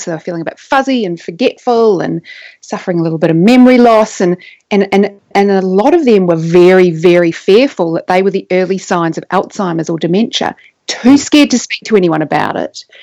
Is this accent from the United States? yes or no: no; New Zealand; now in Australia; I may be living in Australia now, but I grew up in New Zealand, which is where my accent comes from